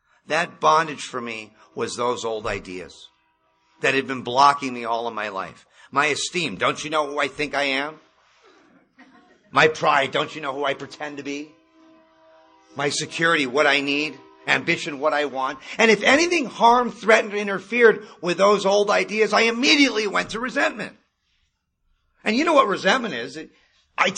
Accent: Malibu, California, United States; I grew up in Malibu

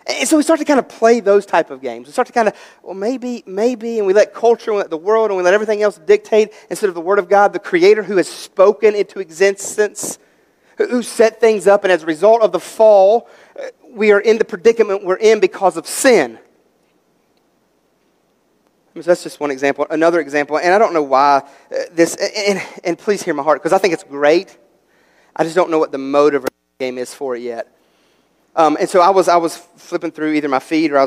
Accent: West Virginia, United States; we're from West Virginia, and we're country

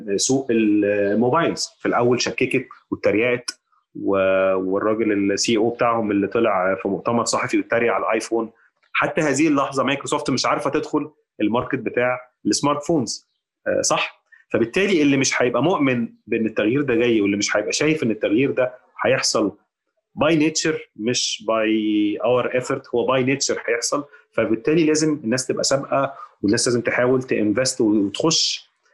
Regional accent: Egypt; احنا كمصريين

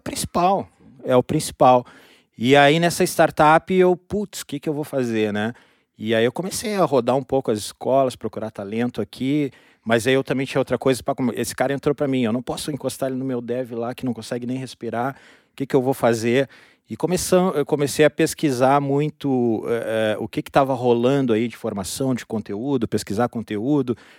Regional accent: Rio Grande, Rio Grande do Sul, Brazil; Eu sou natural de Rio Grande, interior aqui do Rio Grande do Sul.

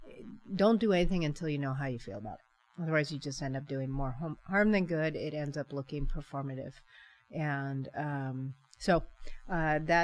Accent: San Francisco, California, United States; now in Paw Paw, United States; I hail from San Francisco Bay Area, born and raised California.

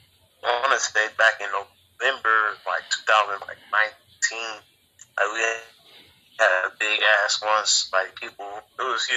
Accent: Omaha, Nebraska, United States; I'm from North Omaha, man. Out of Nebraska

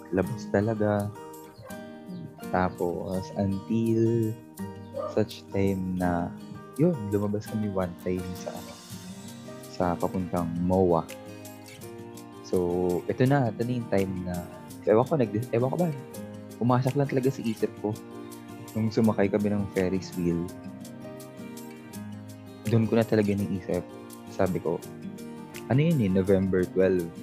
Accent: Manila, Metro Manila, Philippines; born there; Although pinanganak ako sa Manila, pero hindi ko naman, hindi naman talaga ako totally na hindi ko naman ako totally lumaki talaga sa Manila or hindi naman. I did not live half my life in Manila.

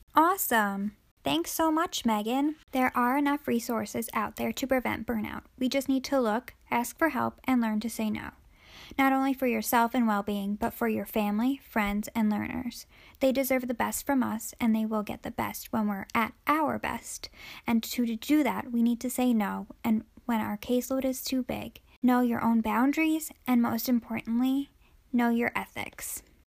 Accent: New Jersey, United States; I am from and currently still a resident of New Jersey, born and raised

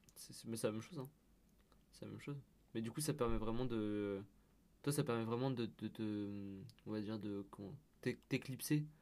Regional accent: Lyon, Auvergne-Rhône-Alpes, France; moved away; moi, je viens de Lyon

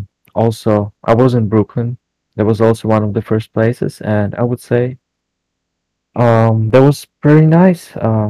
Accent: Ukraine; moved away; I came from Ukraine. I live in Europe already for 4 years.

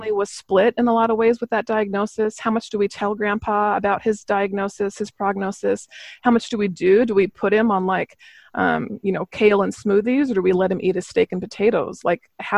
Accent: Missoula, Montana, United States; moved away as an adult; also born or lived in Seattle; I was raised in Missoula, Montana

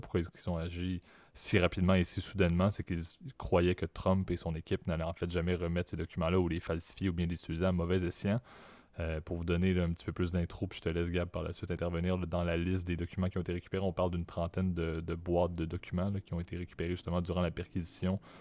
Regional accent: Quebec, Canada; accent: Quebec; en tant que Canadien

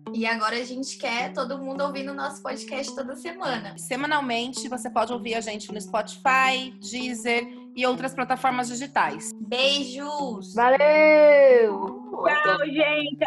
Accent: São Paulo, Brazil; nascida e criada no Jardim Miriam, zona sul de São Paulo

